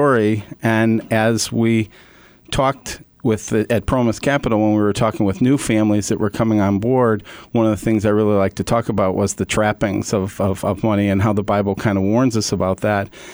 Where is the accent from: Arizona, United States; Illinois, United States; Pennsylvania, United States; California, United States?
Illinois, United States; Hinsdale; I was born and raised in Hinsdale, Illinois